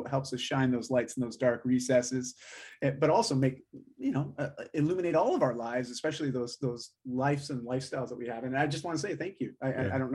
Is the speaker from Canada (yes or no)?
yes; Canada; I'm Canadian through and through.